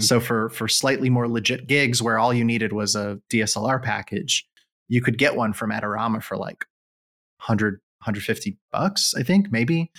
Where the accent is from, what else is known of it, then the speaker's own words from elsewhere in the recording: Israel; moved away as an adult; also born or lived in United States; I grew up in Israel